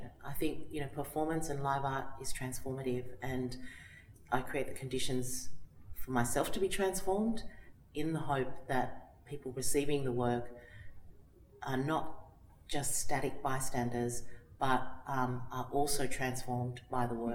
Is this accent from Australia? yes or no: yes; Australia; a Tongan who was born in Australia and lives in Australia